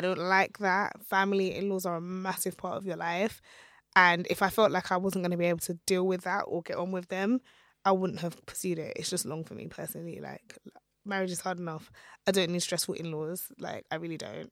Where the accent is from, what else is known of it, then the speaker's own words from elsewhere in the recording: Nigeria; my husband is Ghanaian and I'm Nigerian